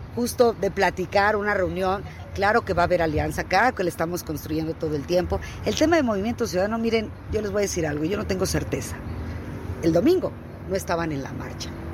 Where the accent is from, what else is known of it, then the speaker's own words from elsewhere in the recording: State of Mexico, Mexico; soy del Estado de México